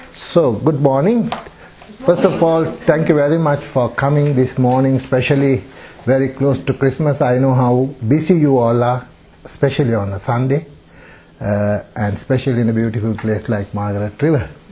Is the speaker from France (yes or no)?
no; Sri Lanka; English is a second language; moved away as an adult; also born or lived in Germany; now in Australia; I'm from Sri Lanka, from um, Sri Lanka, and I have been uh, away from Sri Lanka nearly 39